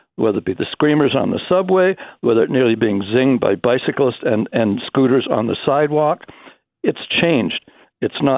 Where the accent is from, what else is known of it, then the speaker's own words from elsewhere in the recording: Toronto, Ontario, Canada; I grew up in the West End of Toronto